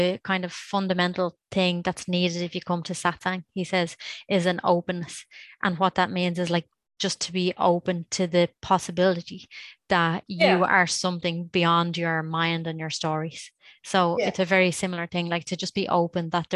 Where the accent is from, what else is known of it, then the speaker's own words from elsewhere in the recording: Ireland; I grew up in Ireland